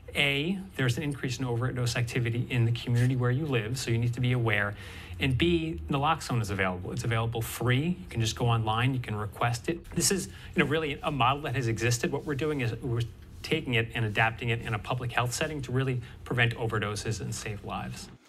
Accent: Cape Cod, Massachusetts, United States; now in Rhode Island, United States; I grew up on the Cape. Uh, I live in Rhode Island now

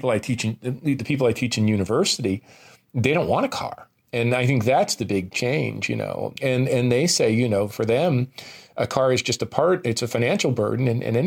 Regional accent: New Jersey, United States; you can tell I'm a kid from New Jersey

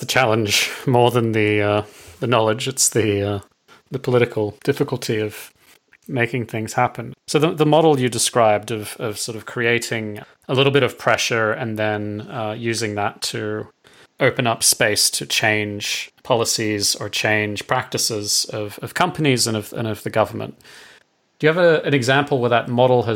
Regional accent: Australia; moved away; I'm Australian

